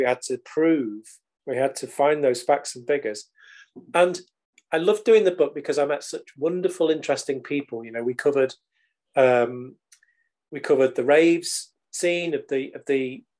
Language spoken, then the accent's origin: English; United Kingdom